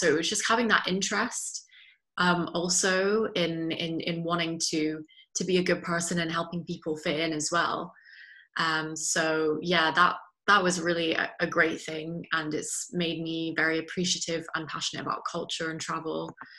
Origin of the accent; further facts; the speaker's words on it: Belgium; also born or lived in Netherlands; I have a British passport, but I was born in the Netherlands and I've grown up in Belgium from the age of 3.